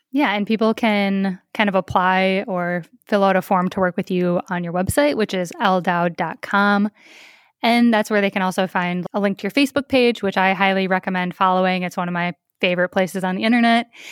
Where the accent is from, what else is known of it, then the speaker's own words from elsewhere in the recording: Minnesota, United States; my home state of Minnesota